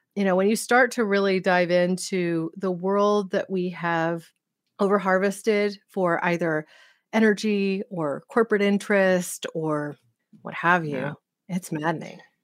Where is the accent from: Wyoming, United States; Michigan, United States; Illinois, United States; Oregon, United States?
Oregon, United States; from Hood River, Oregon, my home state